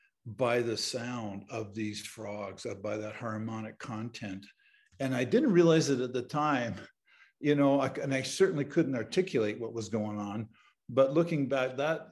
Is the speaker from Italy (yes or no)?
no; Southern Ontario, Canada; I grew up in Southern Ontario in Canada.